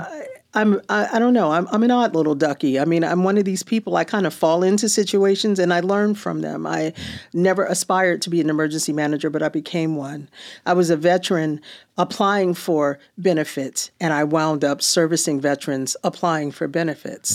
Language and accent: English; New Jersey, United States; moved away as an adult; now in California, United States; Jersey Californian